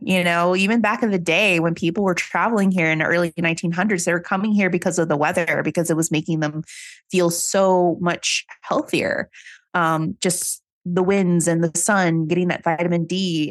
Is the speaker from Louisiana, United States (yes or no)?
yes; New Orleans, Louisiana, United States; moved away; I'm originally from New Orleans